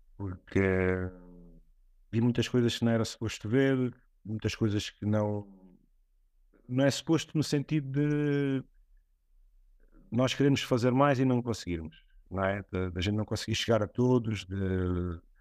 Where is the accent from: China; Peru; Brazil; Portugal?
Portugal; Alentejo; moved away; also born or lived in Setúbal; no Alentejo, que é de onde eu venho